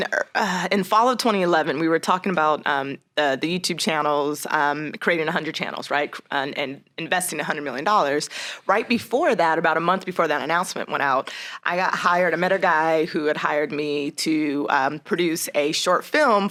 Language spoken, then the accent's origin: English; Las Vegas, Nevada, United States; moved away as an adult; also born or lived in New York; I'm originally from Las Vegas, Nevada, born and raised